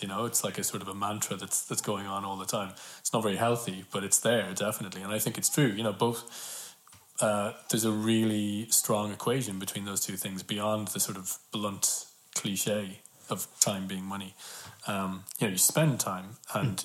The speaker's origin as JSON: {"language": "English", "country": "Ireland", "tie": "born or raised there", "said": "I read that in school as all Irish kids hmm. read Yeats in school"}